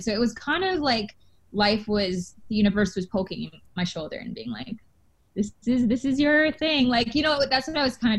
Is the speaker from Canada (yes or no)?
yes; Canada; because I'm actually Canadian